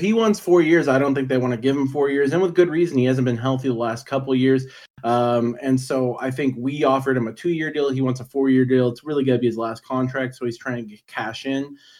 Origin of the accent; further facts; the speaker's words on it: Bakersfield, California, United States; growing up in Bakersfield